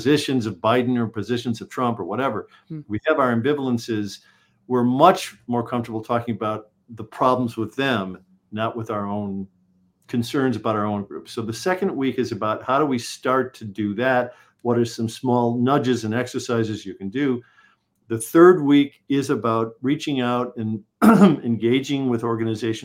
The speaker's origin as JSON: {"language": "English", "town": "Chicago", "region": "Illinois", "country": "United States", "tie": "born or raised there", "said": "I was born in Chicago."}